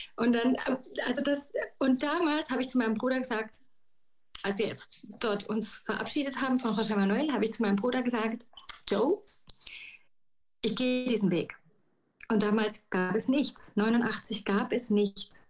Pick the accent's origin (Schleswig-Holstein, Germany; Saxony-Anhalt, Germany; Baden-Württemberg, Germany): Baden-Württemberg, Germany; Karlsruhe; also born or lived in Galicia, Spain (parents' origin); Geboren bin ich tatsächlich in Karlsruhe, in Süddeutschland